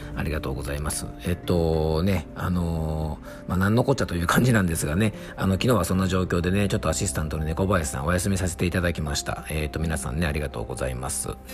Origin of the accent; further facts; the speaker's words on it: Yamanashi, Japan; FM 甲府、僕の地元のね、山梨県にある FM 局